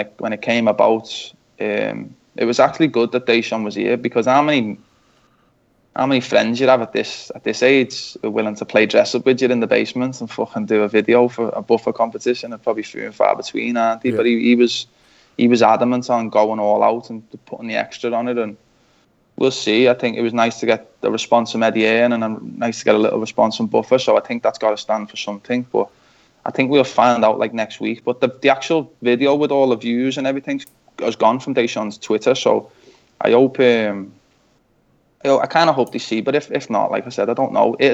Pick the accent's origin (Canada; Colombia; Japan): Canada; because we're both from Canada, you know.